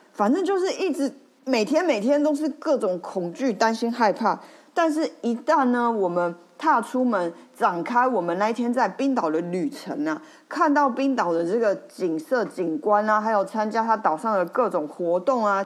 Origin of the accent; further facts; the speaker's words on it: Taiwan; 我来自台湾